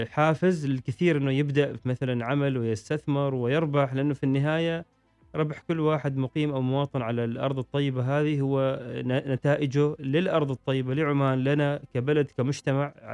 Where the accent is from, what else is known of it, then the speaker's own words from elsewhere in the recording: Oman; نحن عندنا في عمان مثلا صناديق متداولة مشتركة